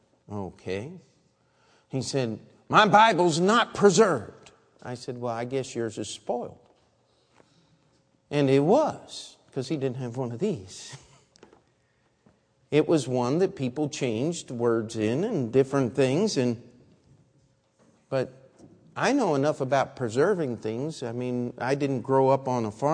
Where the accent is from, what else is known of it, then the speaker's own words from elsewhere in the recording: Baltimore, Maryland, United States; I was born in Baltimore